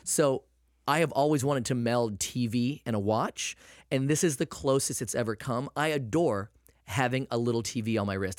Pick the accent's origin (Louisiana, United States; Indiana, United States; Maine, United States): Maine, United States; I'm from Maine